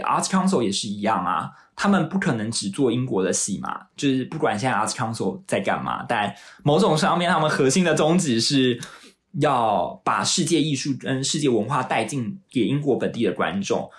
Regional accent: Taiwan; now in London, United Kingdom; 我自己作为台湾人，我做一个说华语的人

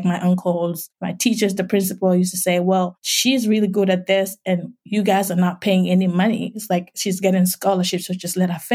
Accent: Gambia; accent: West African; moved away as an adult; now in United States; from my accent, you can tell I'm from West Africa. I grew up as an orphan in a small village

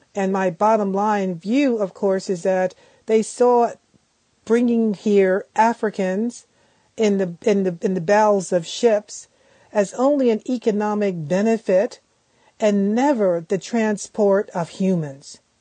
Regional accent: Philadelphia, Pennsylvania, United States; born or raised there

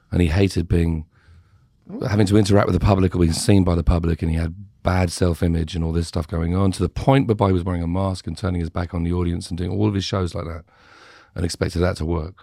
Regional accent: United Kingdom; growing up in Britain

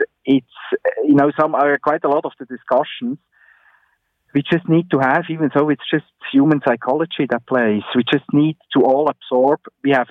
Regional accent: Switzerland; moved away as an adult; also born or lived in Bern; now in Ontario, Canada; I grew up in Switzerland

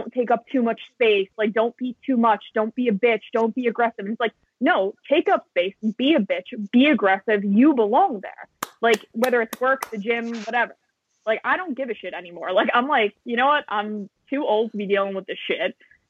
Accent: New York, United States; as a New Yorker

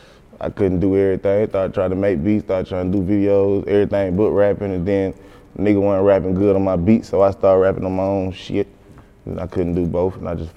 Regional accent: Decatur, Georgia, United States; Flesh Old, Candler, all up through that way, through the Glenwoods, to the Columbia's, all McAfee's, all through that way.

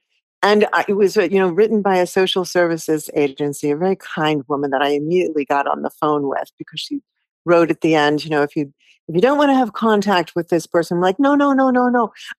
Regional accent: Stuttgart, Baden-Württemberg, Germany; born there; I knew I was born in Stuttgart, and I wanted that to be a part of it.

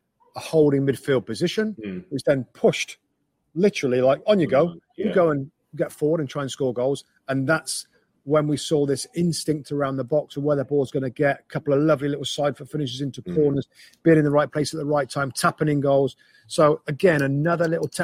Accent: England, United Kingdom; I'm English and I love our national team in England

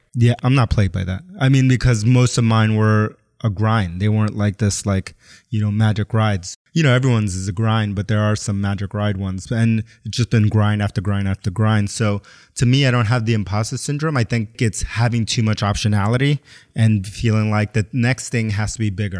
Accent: New York City, New York, United States; I grew up in New York City, but I grew up Puerto Rican, Ecuadorian, was born in the South Bronx. And then my mom moved us to Queens

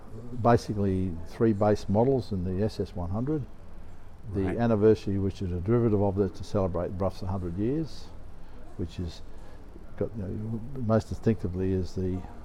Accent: Australia; I'm from Australia

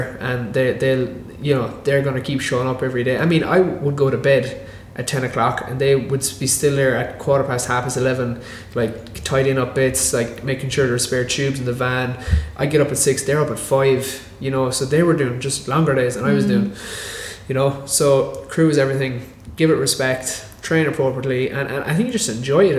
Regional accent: Ireland; I'm from Ireland

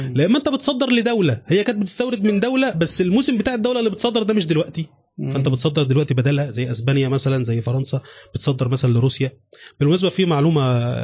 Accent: Mansoura, Dakahlia, Egypt; also born or lived in Cairo; عندنا في المنصوره

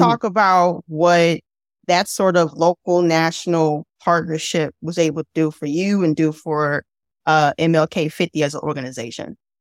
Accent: Midwest, United States; also born or lived in Mississippi / Louisiana; now in Chicago, United States; I'm from the Midwest, right? But my mother's family is from Mississippi and my dad's family's from Louisiana

